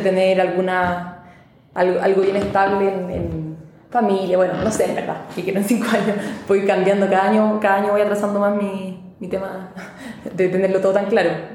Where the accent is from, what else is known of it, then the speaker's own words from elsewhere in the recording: Chile; vengo de Chile, que es un país muy chico al sur del mundo